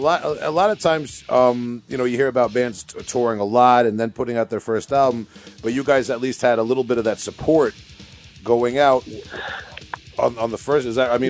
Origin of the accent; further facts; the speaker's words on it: New York, United States; because I'm a little bit younger and I'm from New York